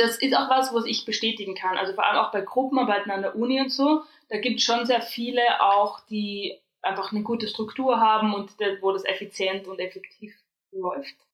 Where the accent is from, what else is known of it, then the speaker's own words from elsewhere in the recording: Austria; accent: Austrian; moved away as an adult; now in Germany; ich komme aus Österreich